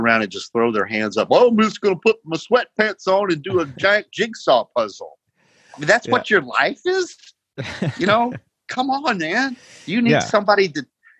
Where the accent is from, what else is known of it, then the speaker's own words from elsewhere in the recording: Chattanooga, Tennessee, United States; I did Wainwright in Chattanooga, my hometown